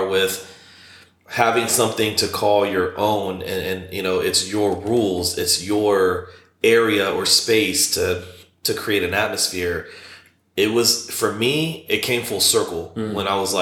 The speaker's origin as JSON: {"language": "English", "town": "Shalimar", "region": "Florida", "country": "United States", "also_born_or_lived": "Orlando", "said": "where I'm from, Fort Walton Beach. Well, I'm from Shalimar, but the bigger town is Fort Walton Beach, which is about 6 hours from here. And so in the Panhandle"}